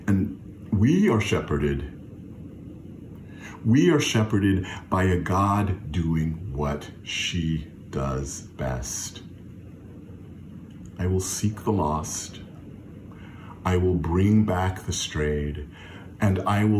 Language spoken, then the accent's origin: English; Fayetteville, North Carolina, United States; When I was growing up in Fayetteville, North Carolina, at New Bethel AME Zion Church